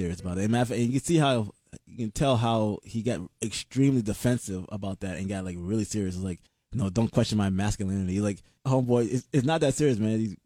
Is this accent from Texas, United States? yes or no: no; Atlanta, Georgia, United States; moved away; I'm originally from Atlanta